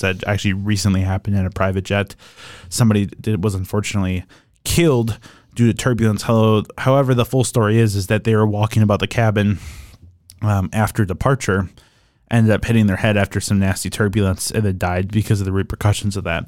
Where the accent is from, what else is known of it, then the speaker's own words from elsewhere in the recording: Oshkosh, Wisconsin, United States; growing up in Oshkosh meant, uh, being around airplanes for most of my younger career